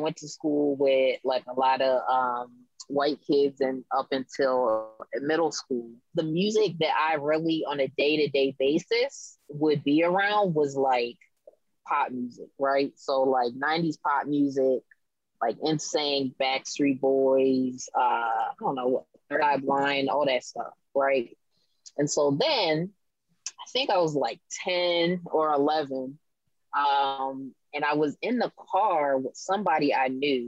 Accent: Abingdon, Maryland, United States; moved away as an adult; now in Baltimore, United States; born here, raised in Harford County, spent a lot of time in Baltimore growing up because my family's here. And now I'm living in Baltimore

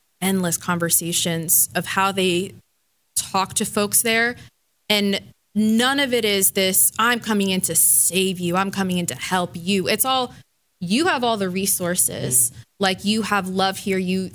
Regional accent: Miami, Florida, United States; moved away; I grew up in Miami

